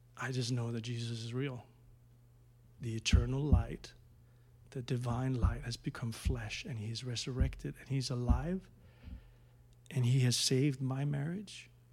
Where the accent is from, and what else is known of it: Denmark; moved away